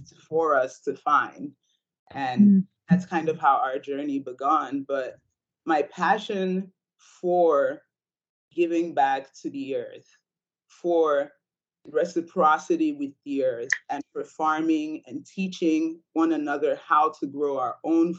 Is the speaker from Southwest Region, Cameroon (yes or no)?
yes; Ambas Bay, Southwest Region, Cameroon; moved away; I grew up in Cameroon, West Africa, on Ambas Bay, which is on the western